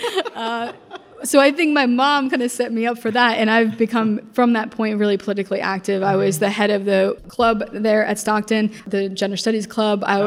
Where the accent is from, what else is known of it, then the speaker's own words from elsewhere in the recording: Caldwell, New Jersey, United States; also born or lived in Newark, New Jersey / Basking Ridge, New Jersey; we moved to Caldwell, New Jersey, where I spent most of my childhood